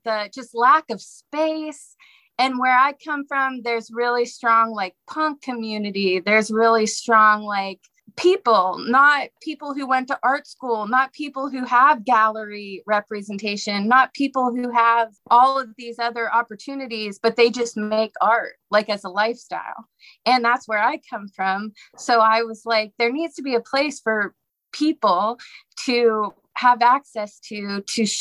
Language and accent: English; Pittsburgh, Pennsylvania, United States; also born or lived in New Orleans; now in Savannah, United States; I moved here from New Orleans. I'm originally from Pittsburgh